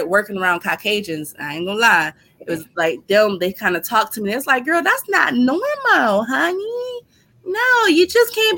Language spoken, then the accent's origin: English; Youngstown, Ohio, United States; I'm from Youngstown.